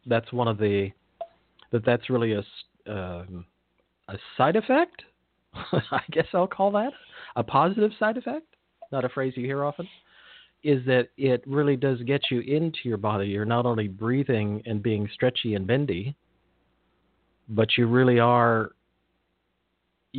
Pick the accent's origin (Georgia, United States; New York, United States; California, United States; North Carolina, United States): California, United States; Big Sur, central; I grew up near Big Sur, Esalen.